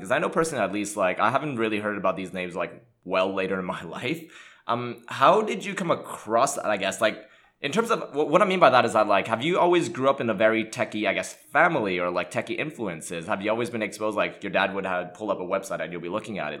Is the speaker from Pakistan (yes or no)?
no; Montreal, Quebec, Canada; English is a second language; I grew up in Montreal, Canada